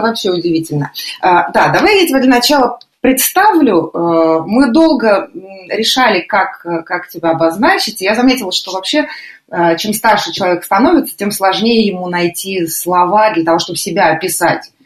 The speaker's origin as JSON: {"language": "Russian", "country": "Russia", "tie": "born or raised there", "moved": "as an adult", "lives_now": "Lisbon, Portugal", "said": "мы выросли и жили в России"}